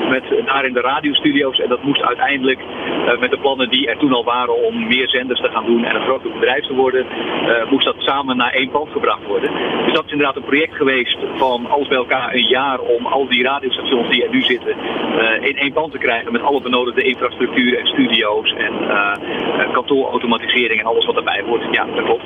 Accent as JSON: {"language": "Dutch", "area": "Zeeuws-Vlaanderen", "region": "Zeeland", "country": "Netherlands", "said": "ik kom uit Zeeuws-Vlaanderen"}